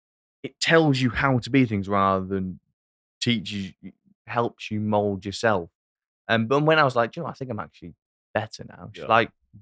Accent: England, United Kingdom; As an Englishman

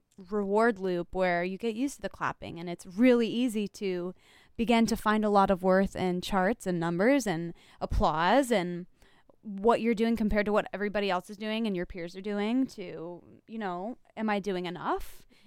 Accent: the South, United States; I don't know if it's because I'm a Southerner.

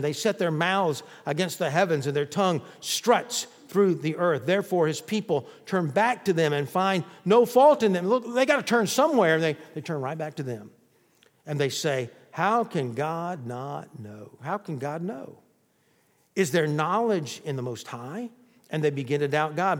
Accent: the South, United States; I was born in the South

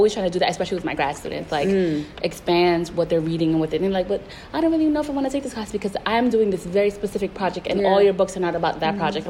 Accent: Puerto Rico; I was coming from the East Coast, and I was like, Puerto Ricans are the most oppressed people on the planet. Nobody understands our struggle, right?

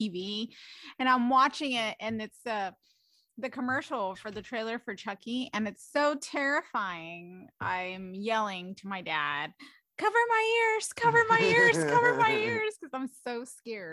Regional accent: Mexico; moved away; I'm originally from Mexico

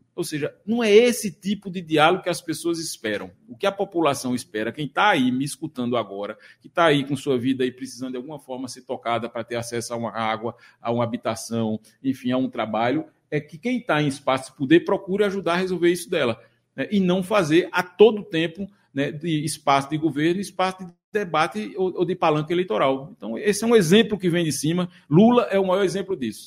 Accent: Surubim, Pernambuco, Brazil; also born or lived in Recife; Eu sou, eu sou, natural do Agreste pernambucano, eu sou filho de Surubim

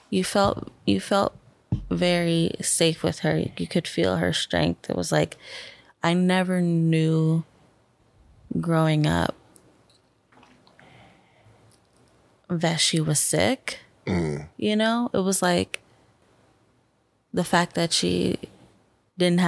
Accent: Bethlehem, Pennsylvania, United States; I was born in Bethlehem, Pennsylvania

